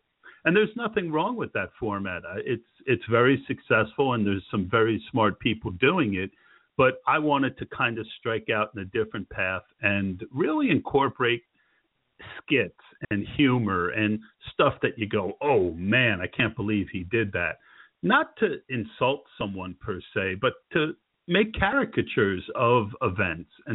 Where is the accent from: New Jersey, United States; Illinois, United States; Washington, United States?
New Jersey, United States; now in Pennsylvania, United States; I grew up in New Jersey